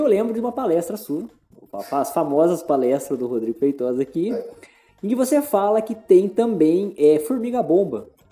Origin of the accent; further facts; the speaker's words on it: interior of São Paulo, Brazil; moved away; Eu venho do interior de São Paulo também.